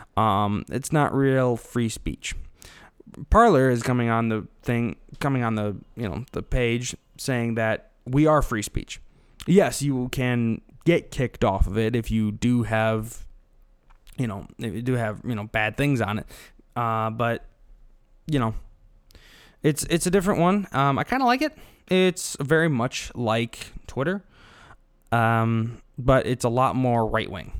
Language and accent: English; Illinois, United States; I'm from Illinois, not Chicago